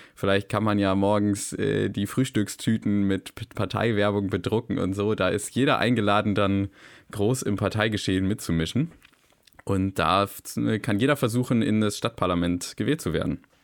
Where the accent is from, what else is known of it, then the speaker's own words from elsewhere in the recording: Wolfsburg, Lower Saxony, Germany; moved away as an adult; now in Hamburg, Germany; ich komme eigentlich aus dem Bezirk Paul Schneider aus Wolfsburg, aus dem Stamm MVM